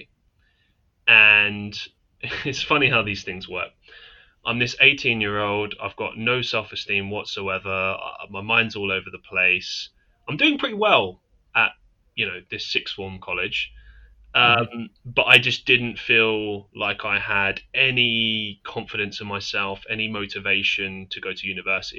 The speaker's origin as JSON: {"language": "English", "country": "United Kingdom", "said": "I'm from the UK."}